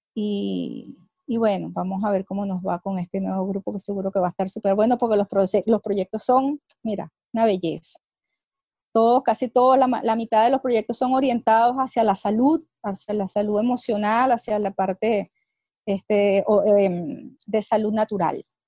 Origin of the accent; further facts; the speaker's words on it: Venezuela; soy venezolana